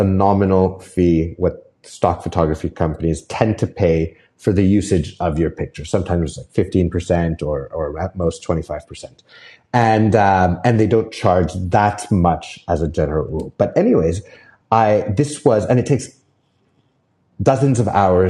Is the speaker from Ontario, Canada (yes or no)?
no; Whistler, British Columbia, Canada; in my hometown of Whistler